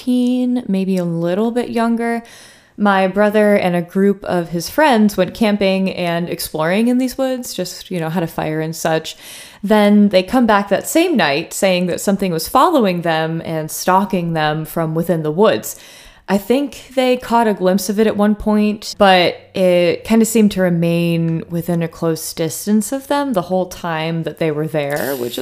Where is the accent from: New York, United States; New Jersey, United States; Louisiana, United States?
New York, United States; Troy; growing up in Troy, New York.